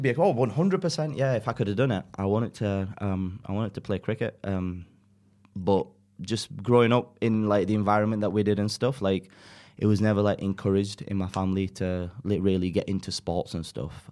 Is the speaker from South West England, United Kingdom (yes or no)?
no; Dewsbury, Yorkshire and the Humber, United Kingdom; accent: northern; also born or lived in Pakistan; being brought up in Yorkshire